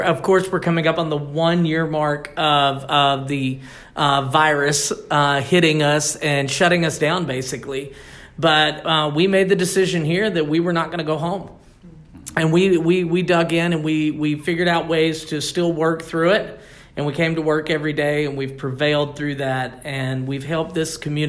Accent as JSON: {"language": "English", "area": "Christian County", "region": "Kentucky", "country": "United States", "tie": "born or raised there", "said": "I'm originally from here. I'm 33 years old, about to be 34 years old, and I've lived my entire life. I'm actually from Christian County, one county over."}